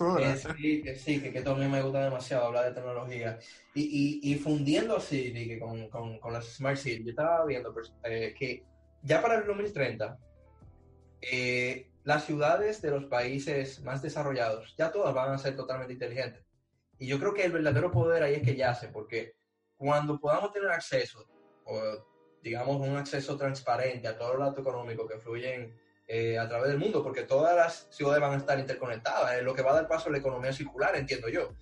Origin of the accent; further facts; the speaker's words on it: Dominican Republic; now in Barcelona, Spain; Y yo confío en mi país